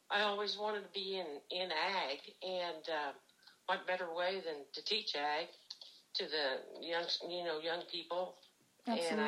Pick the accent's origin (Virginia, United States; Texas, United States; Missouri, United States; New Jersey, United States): Missouri, United States; Jamesport; I was born and raised in Jamesport on a on a working farm.